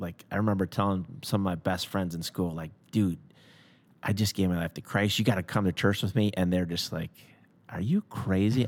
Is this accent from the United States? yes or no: yes; Schaumburg, Illinois, United States; also born or lived in Crystal Lake / Elgin; I grew up in Schaumburg, uh, my whole life